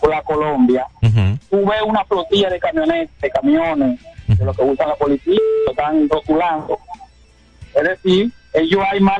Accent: Barahona, Dominican Republic; now in Santo Domingo, Dominican Republic; soy de Barahona, y, pero vivo aquí en Santo Domingo

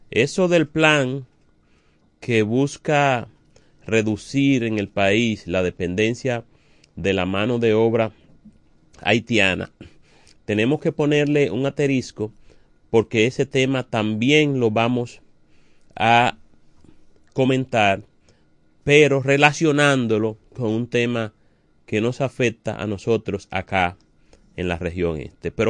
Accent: Dominican Republic; a nosotros como ciudadanos, como dominicanos y como comunicadores nos preocupa el mal manejo

